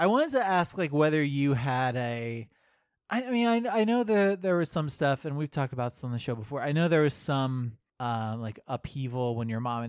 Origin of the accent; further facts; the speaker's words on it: Florida, United States; born there; also born or lived in Illinois / South Dakota; And so I was born in Florida. I think we were in Illinois for a while.